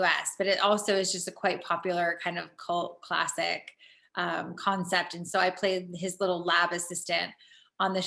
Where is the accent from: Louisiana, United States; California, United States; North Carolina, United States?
California, United States; San Diego; moved away as an adult; also born or lived in London; now in Los Angeles, United States; I grew up in California, in San Diego, born and raised, which is about 2 hours south of here in Los Angeles, where I live now